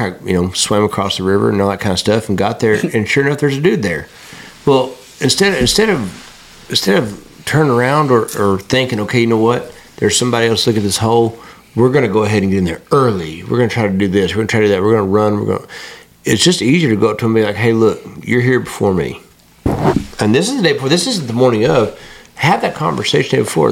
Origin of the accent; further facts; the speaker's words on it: West Texas, United States; moved away as an adult; also born or lived in Arkansas; I'm from West Texas